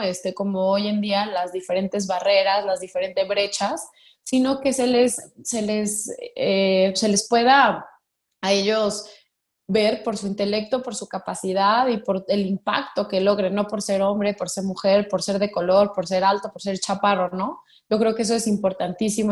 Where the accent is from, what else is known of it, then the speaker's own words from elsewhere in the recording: Mexico; vengo de una familia tradicional mexicana